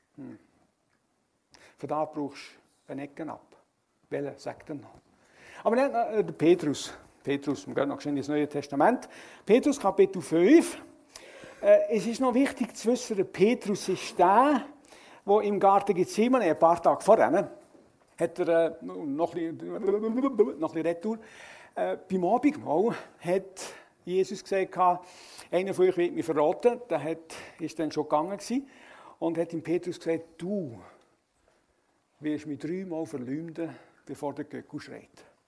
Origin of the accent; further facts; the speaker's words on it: Switzerland; Als Schweizer